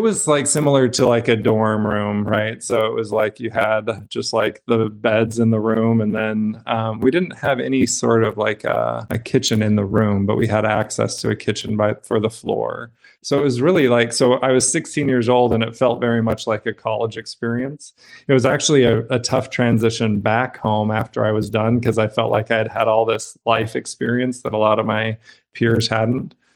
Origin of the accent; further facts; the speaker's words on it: Brigham City, Utah, United States; I grew up in Utah in Brigham City's small town